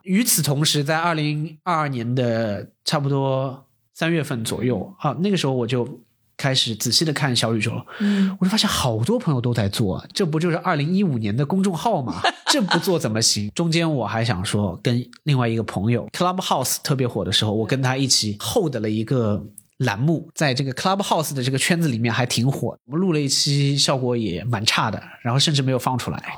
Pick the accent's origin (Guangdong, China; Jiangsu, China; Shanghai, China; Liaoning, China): Shanghai, China; accent: Shanghainese; 我说上海话